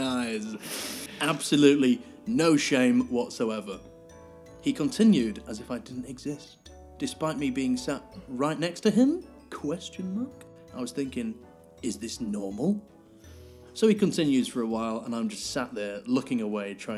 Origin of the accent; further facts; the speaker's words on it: Grimsby, Yorkshire and the Humber, United Kingdom; I grew up in Grimsby